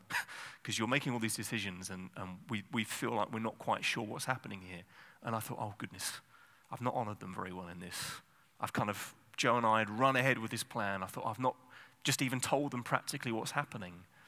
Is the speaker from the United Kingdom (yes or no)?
yes; England, United Kingdom; I'm English